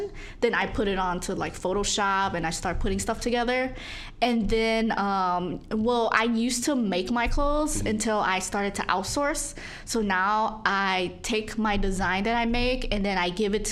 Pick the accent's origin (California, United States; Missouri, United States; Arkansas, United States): Missouri, United States; St. Louis; now in Chicago, United States; I'm from St. Louis, Missouri